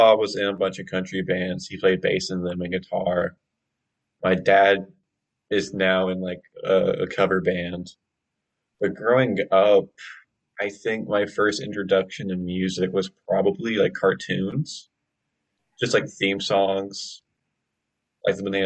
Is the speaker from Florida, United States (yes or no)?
no; Greensboro, North Carolina, United States; I grew up mostly outside of Greensboro and like kind of a little more like the farm territory